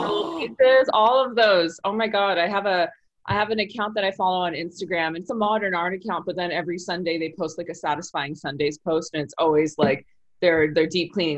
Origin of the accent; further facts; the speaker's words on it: Rancho Cucamonga, California, United States; also born or lived in Sacramento, California; now in Los Angeles, United States; I grew up in Rancho Cucamonga. I was born in Sacramento.